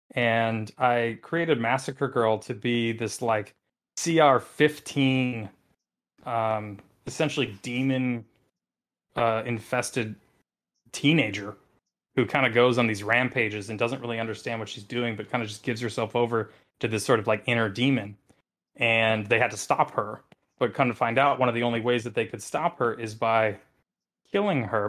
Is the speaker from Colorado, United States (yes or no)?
no; Wisconsin, United States; I come from Wisconsin